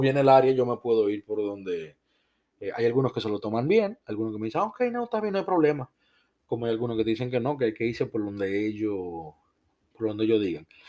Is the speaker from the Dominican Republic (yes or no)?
yes; Dominican Republic; now in United States; yo soy de República Dominicana